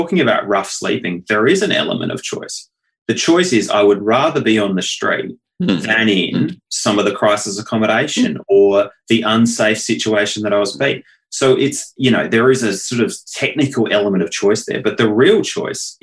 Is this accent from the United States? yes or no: no; Adelaide, South Australia, Australia; in my hometown of Adelaide, we were recently recognised as the third most livable city on the planet